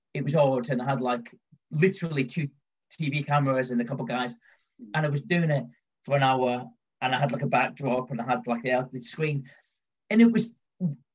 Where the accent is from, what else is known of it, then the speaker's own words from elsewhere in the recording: London, United Kingdom; moved away as an adult; also born or lived in Scotland; now in Midlands, United Kingdom; I'm kind of from London, well, I'm from Scotland, but I've kind of lived in London all my life